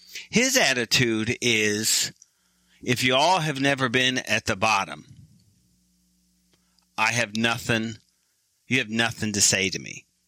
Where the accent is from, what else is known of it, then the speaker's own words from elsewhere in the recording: Michigan, United States; I am from Michigan. That's why we kind of slam Michigan, because I'm there.